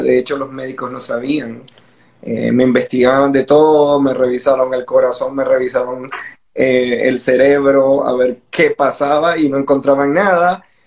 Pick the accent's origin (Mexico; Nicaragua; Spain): Nicaragua; soy nicaragüense